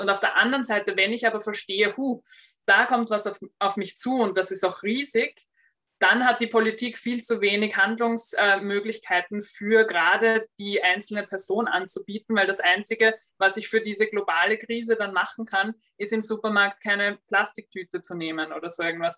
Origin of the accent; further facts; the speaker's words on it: Austria; bei uns in Österreich